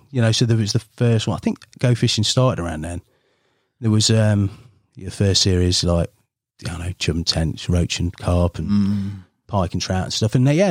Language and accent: English; Ripley, East Midlands, United Kingdom; Oh, so, yeah, so grew up there. Mum and dad still live there in a town called Ripley. Had a wonderful upbringing, like childhood, really.